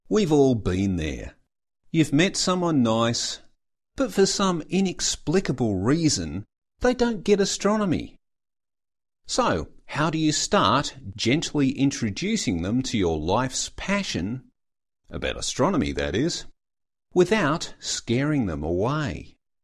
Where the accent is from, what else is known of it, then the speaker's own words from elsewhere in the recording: Canberra, Australian Capital Territory, Australia; I'm from Canberra